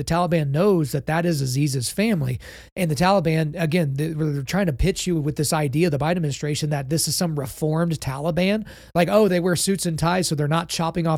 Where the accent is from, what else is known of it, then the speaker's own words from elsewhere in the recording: Oklahoma, United States; growing up in Oklahoma in the middle of the United States of America